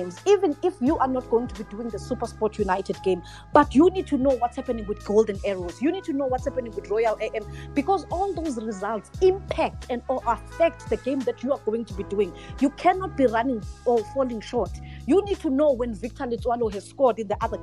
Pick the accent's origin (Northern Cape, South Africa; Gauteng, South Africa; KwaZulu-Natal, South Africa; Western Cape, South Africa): KwaZulu-Natal, South Africa; Port Shepstone; now in Johannesburg, South Africa; As a South African, this is like mind-blowing, because I'm a child from Port Shepstone, you know, where basically nothing ever happens in Port Shepstone